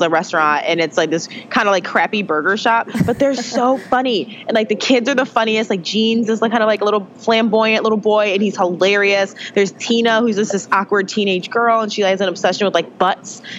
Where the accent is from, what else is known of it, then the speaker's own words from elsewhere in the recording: Pontiac, Michigan, United States; moved away as an adult; also born or lived in Grand Valley, Michigan; I was born in Pontiac, Michigan. I grew up about 20 minutes away from Detroit.